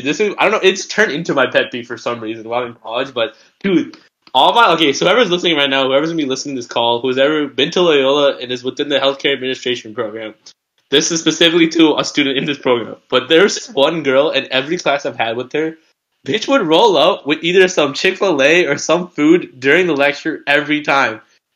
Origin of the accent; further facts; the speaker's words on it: India; I mean, we're Indian people don't be eating like 6 o'clock